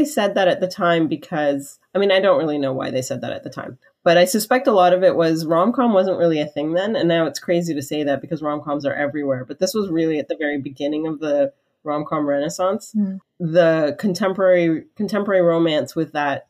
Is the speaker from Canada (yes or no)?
yes; Canada; I'm Canadian